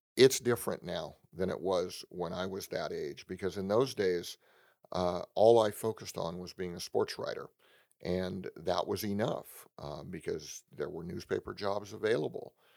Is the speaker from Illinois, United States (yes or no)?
no; San Francisco Bay Area, California, United States; I grew up in the San Francisco Bay Area